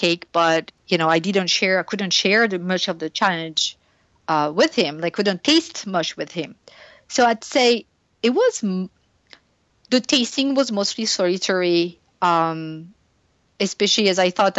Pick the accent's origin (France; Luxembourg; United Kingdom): France; English is a second language; moved away; I grew up in France